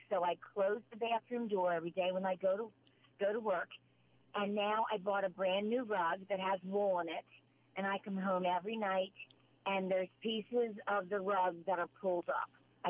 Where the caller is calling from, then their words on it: Reading, Pennsylvania, United States; Reading, Pennsylvania.